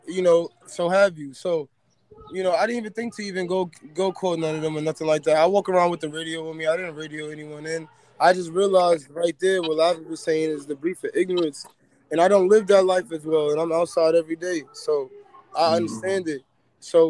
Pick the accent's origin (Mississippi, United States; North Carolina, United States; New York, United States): New York, United States; New York City; I'm from Queens